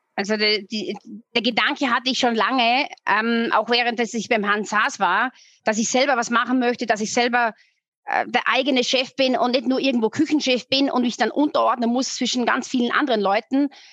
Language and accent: German; Austria; now in Munich, Germany; ich bin Österreicherin, gebürtige